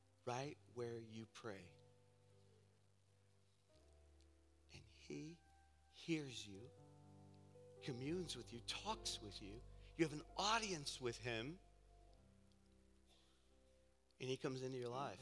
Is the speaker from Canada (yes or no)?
no; United States; being an American living over here across the pond in the colonies